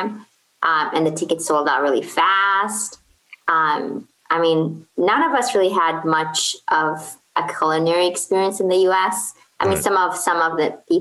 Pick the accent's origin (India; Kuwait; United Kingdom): Kuwait; English is a second language; moved away as an adult; also born or lived in Portland, Oregon, United States; now in Baltimore, United States; I'm originally from Kuwait. So I moved here for college